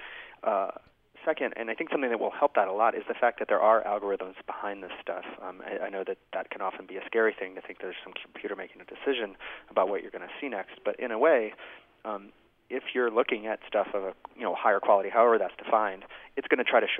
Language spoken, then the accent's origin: English; United States; I'm an American